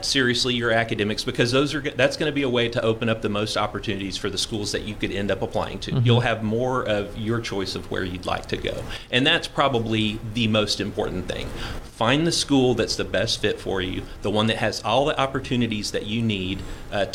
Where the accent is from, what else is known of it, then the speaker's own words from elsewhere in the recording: Austin, Texas, United States; I was born in Austin.